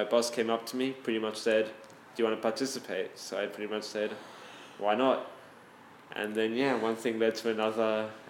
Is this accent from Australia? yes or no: yes; Sydney, New South Wales, Australia; I grew up in Sydney, Australia. I went to Moriah College